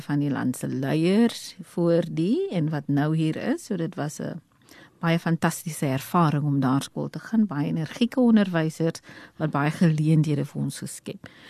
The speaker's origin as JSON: {"language": "Afrikaans", "town": "Port Elizabeth", "region": "Eastern Cape", "country": "South Africa", "tie": "born or raised there", "moved": "yes", "said": "Ek is oorspronklik van die Oos-Kaap. Um, ek het in Port Elizabeth groot geword."}